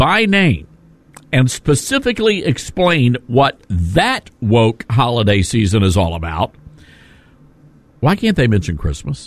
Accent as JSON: {"language": "English", "town": "Memphis", "region": "Tennessee", "country": "United States", "tie": "born or raised there", "said": "Memphis, Tennessee, my hometown"}